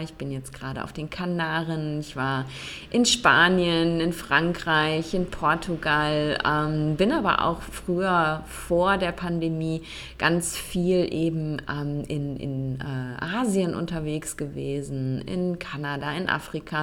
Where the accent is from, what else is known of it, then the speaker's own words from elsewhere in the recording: Germany; in Deutschland oder im deutschsprachigen Raum, also da, wo ich groß geworden bin, wo ich gelebt habe